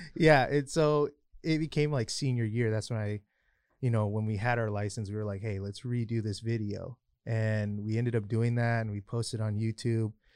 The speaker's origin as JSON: {"language": "English", "town": "Highland", "region": "California", "country": "United States", "said": "I'm actually from Highland. A lot of people think I'm from San Bernardino, but I'm actually not"}